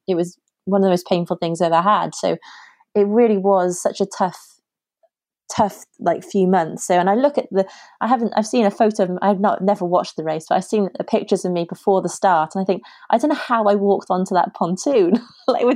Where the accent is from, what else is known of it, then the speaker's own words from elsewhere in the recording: United Kingdom; being British